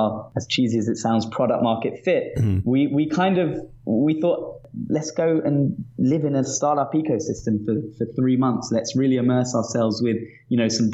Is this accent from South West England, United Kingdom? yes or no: no; London, United Kingdom; accent: British; moved away as an adult; also born or lived in Manchester / Sydney; now in Tel Aviv, Israel; I grew up actually in Northwest London in a place called Hendon